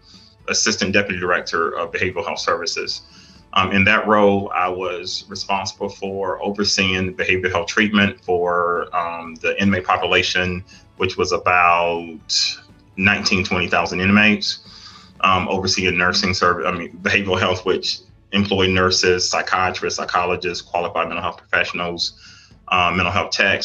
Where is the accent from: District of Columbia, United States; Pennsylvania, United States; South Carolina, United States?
South Carolina, United States; Darlington; I'm originally from South Carolina, Darlington, South Carolina.